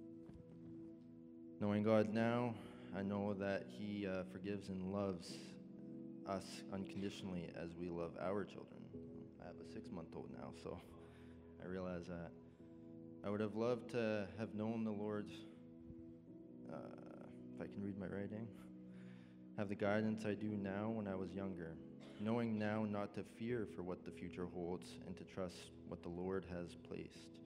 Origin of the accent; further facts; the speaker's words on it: Edmonton, Alberta, Canada; now in Morinville, Canada; I grew up in Edmonton